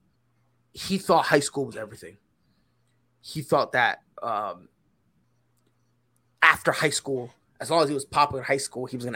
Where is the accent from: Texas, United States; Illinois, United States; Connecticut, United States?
Connecticut, United States; moved away as an adult; also born or lived in Puerto Rico; now in South Carolina, United States; moved from Puerto Rico to Connecticut. And that's where I spent most of my life until I moved down to South Carolina